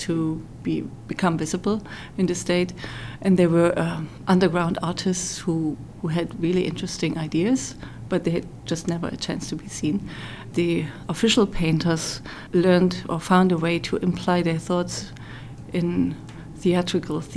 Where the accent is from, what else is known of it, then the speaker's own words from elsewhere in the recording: East Germany, Germany; moved away as an adult; I grew up in East Germany for the first 19 years of my life.